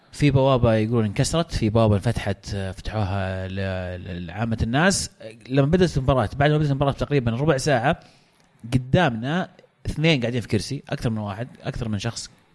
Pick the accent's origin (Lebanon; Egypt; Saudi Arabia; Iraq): Saudi Arabia; عندنا في السعوديه